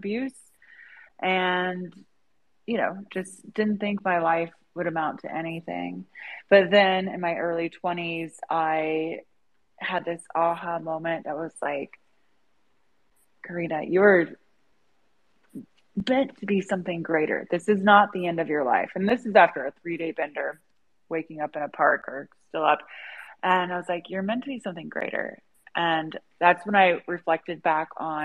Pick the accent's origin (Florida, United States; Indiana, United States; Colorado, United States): Indiana, United States; I was born in Indiana